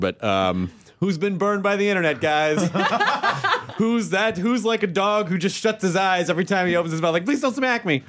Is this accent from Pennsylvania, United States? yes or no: no; Tennessee, United States; I grew up in the South.